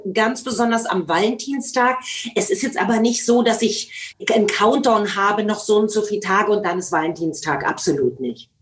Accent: Germany; Ich bin ja in der DDR groß geworden

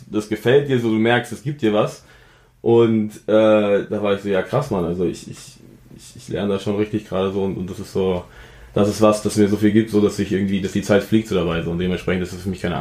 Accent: Offenbach, Hesse, Germany; also born or lived in Frankfurt; also ich bin geboren in Frankfurt, aufgewachsen wo ganz anders und dann in Offenbach äh, wirklich meine ersten Jahre der Kindheit in Deutschland verbracht so

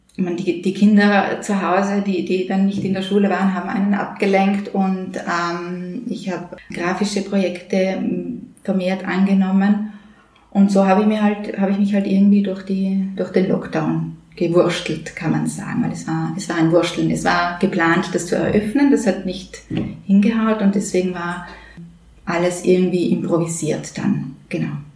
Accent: Upper Austria, Austria; moved away; Ich bin ja Oberösterreicherin. Wir Oberösterreicher

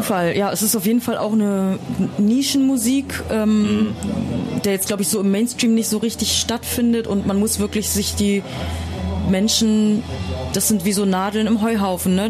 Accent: Bad Essen, Lower Saxony, Germany; now in Berlin, Germany; ich komme aus Niedersachsen. Ich komme aus der Nähe von Osnabrück, aus Bad

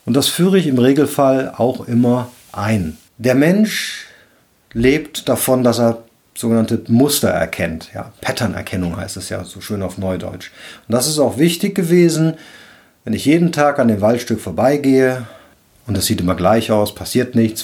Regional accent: Cologne, North Rhine-Westphalia, Germany; Ich bin ja Rheinländer, ich komme aus Köln

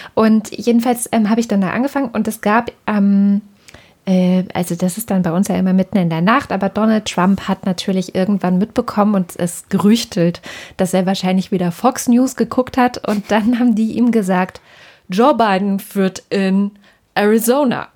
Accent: Germany; Auch bei uns in Deutschland

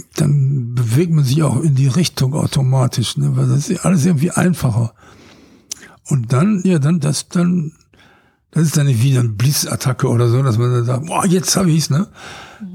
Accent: Ruhr area, North Rhine-Westphalia, Germany; Ich bin aus dem Ruhrgebiet.

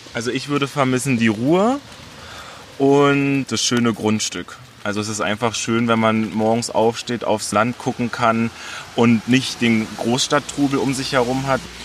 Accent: Teltow-Fläming, southern Brandenburg, Germany; moved away as an adult; now in Kerzlin, Germany; Ich komme aus Teltow Fleming, aus dem südlichen Brandenburg und bin 2016 dann hier nach Kerzlin gezogen.

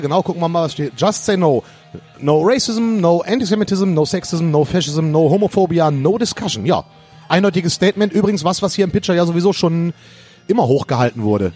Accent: Rhineland, Germany; ich bin Rheinländer.

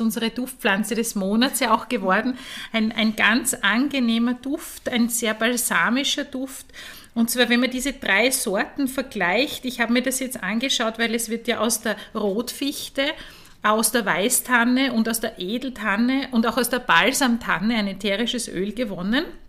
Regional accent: Eastern Styria, Austria; ich komme aus der Oststeiermark

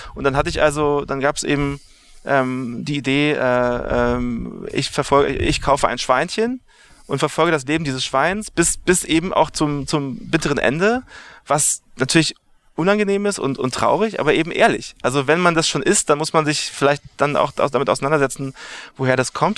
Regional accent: Berlin, Germany; moved away as an adult; now in New York, United States; ich komme aus Berlin, äh, Westteil von Berlin, da bin ich geboren.

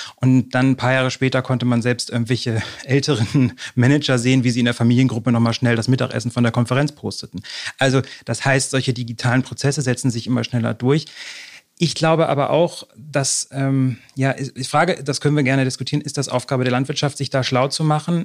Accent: near Cuxhaven, Lower Saxony coast, Germany; moved away as an adult; also born or lived in Halle; now in Berlin, Germany; Ich bin, wie gesagt, aus Niedersachsen an der Küste groß geworden, in der Nähe von Cuxhaven

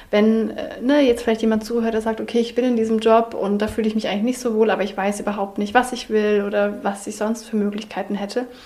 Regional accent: Southern Germany, Germany; Denn ich bin in Süddeutschland aufgewachsen.

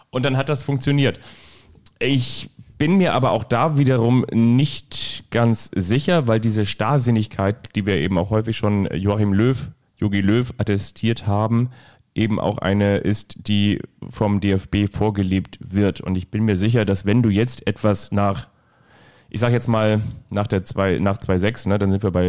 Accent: Bavaria, Germany; Außerdem bin ich ja auch Franke.

